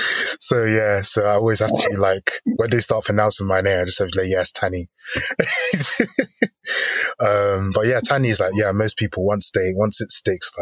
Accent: Nigeria; I'm Nigerian, so I'm part of the Yoruba tribe.

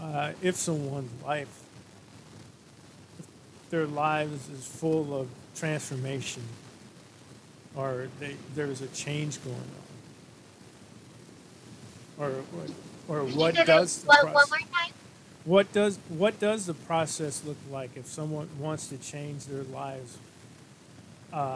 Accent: St. Louis, Missouri, United States; moved away; my home state of Missouri

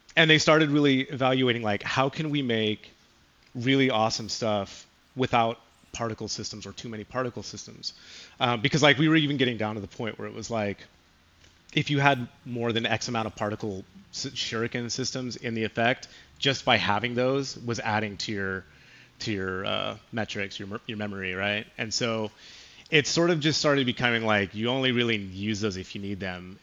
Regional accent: California, United States; also born or lived in Chicago; Being from California

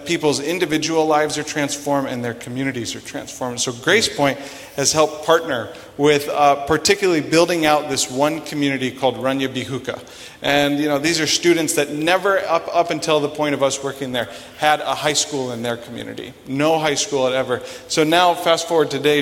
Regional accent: Sioux Falls, South Dakota, United States; I'm originally from Sioux Falls.

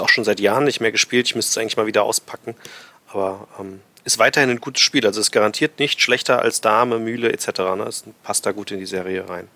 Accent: Frankfurt, Hesse, Germany; bei uns in Frankfurt, in Hessen

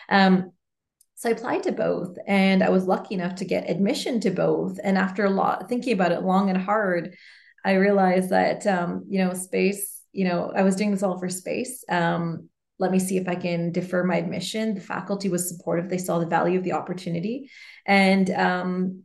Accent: Canada; I'm Canadian, I'm female.

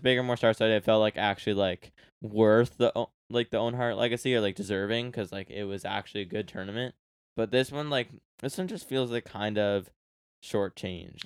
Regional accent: Canada; I'm Canadian

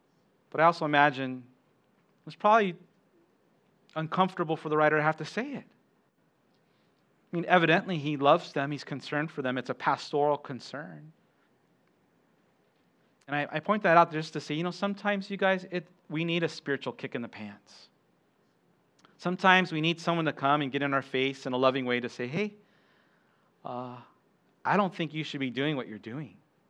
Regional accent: Okinawa, Japan; also born or lived in United States; Yeah, I grew up here in Okinawa. My mom's Okinawan. My dad, he was Air Force. And so I was born at Lester Hospital and went to Kadena Elementary and Kadena High School.

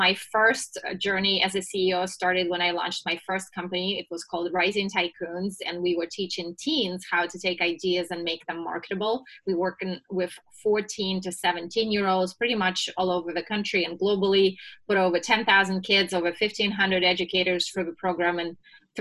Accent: Russia; moved away as an adult; now in United States; I was born and raised in Russia and moved to the US right before I turned 21.

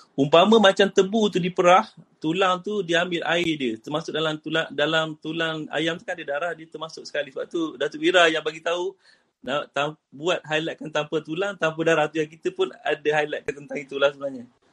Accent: Kuantan, Pahang, Malaysia; saya daripada Kuantan, daripada Kuantan Pahang

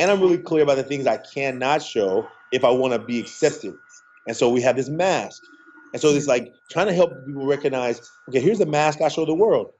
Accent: Oakland, California, United States; I grew up in Oakland

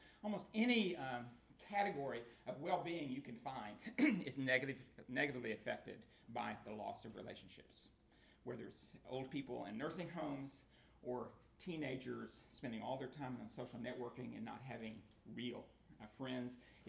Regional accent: Oklahoma, United States; I grew up in Oklahoma

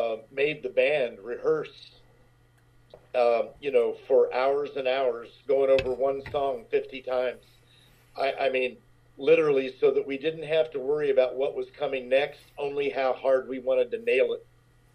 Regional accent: Tennessee, United States; also born or lived in Louisville, Kentucky; I was born in Louisville, Kentucky, raised in Tennessee.

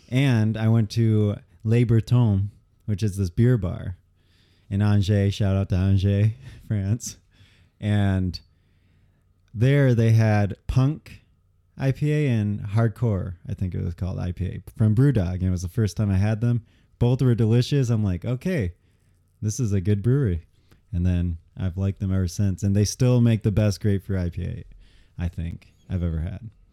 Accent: Michigan, United States

